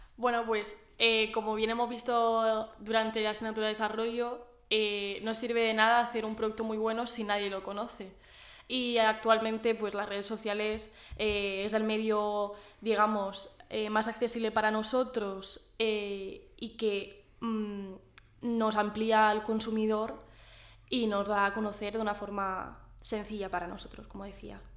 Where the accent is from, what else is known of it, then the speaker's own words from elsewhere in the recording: Orihuela, Valencian Community, Spain; yo soy de Orihuela